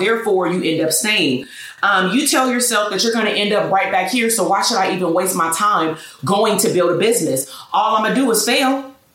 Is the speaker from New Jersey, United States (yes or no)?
no; Portland, Oregon, United States; I was born in Portland, Oregon single parent household, father incarcerated pretty much until, you know, a couple of years ago. Um, grandparents raised me along with my mother